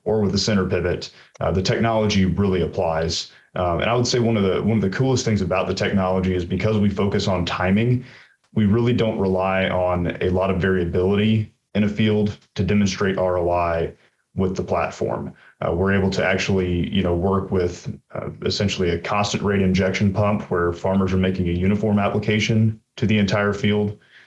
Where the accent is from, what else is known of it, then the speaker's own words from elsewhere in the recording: Dothan, Alabama, United States; moved away as an adult; I'm actually originally from Southeast Alabama, a town called Dothan, self-proclaimed peanut capital of the world